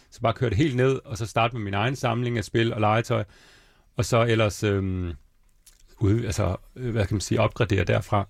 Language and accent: Danish; Svendborg, Southern Denmark, Denmark; moved away; also born or lived in Bornholm; jeg er egentlig fra Svendborg, jeg er fra 83, jeg er 36 år.